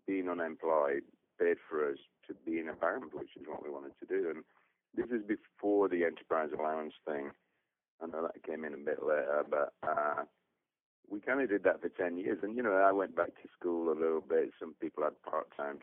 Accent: Burnley, North West England, United Kingdom; moved away as an adult; also born or lived in Leeds; we are from Burnley, Lancashire

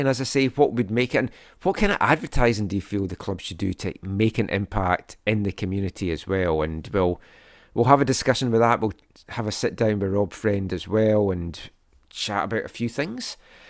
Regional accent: British Columbia, Canada; oh, it's because it's called Vancouver and I'm from the Valley.

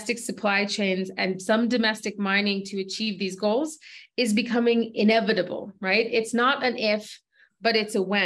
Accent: United States; moved away; as a U.S. native who's recently returned to my home country to do mineral exploration

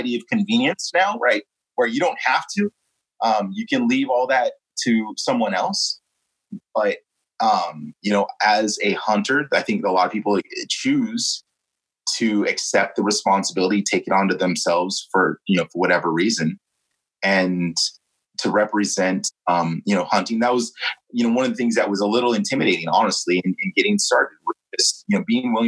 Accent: California, United States; here on the left coast, you know, with, you know, all the things, the stigmas attached to being a Californian

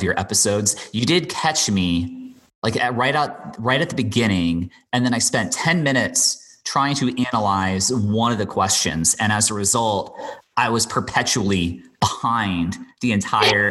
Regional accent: Bermuda; I grew up and I was born and raised in Bermuda.

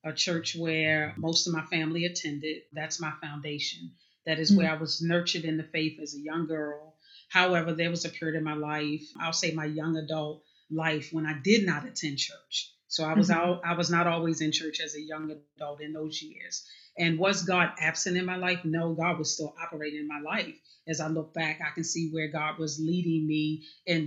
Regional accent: Baltimore, Maryland, United States; now in Parkton, United States; I was born in Baltimore City. Right now I live in Parkton, Maryland, which is actually about 35, 40 minutes north of Baltimore City, but born and raised in Baltimore City

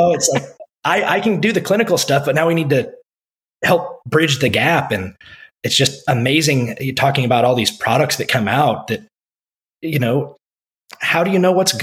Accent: Iowa, United States; moved away as an adult; also born or lived in Texas; now in Keller, United States; my home state of Iowa

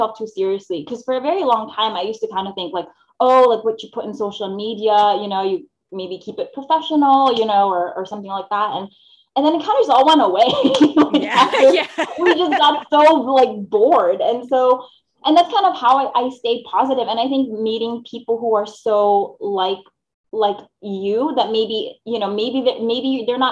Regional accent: Philippines; moved away; I grew up in the Philippines. So I wasn't born here. I was born in the Philippines.

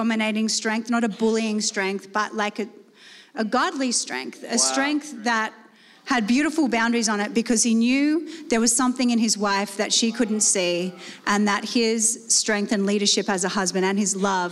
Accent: Australia; moved away as an adult; also born or lived in Salt Lake City; I'm being born and raised in Australia

